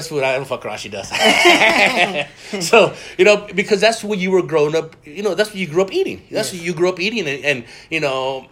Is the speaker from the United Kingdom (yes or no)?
no; Mexico; now in United States; I was born in Mexico